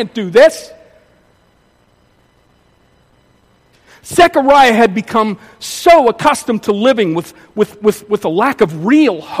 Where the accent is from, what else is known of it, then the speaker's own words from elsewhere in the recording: Pittsburgh, Pennsylvania, United States; I grew up in Pittsburgh, and they used to manufacture a lot of steel in Pittsburgh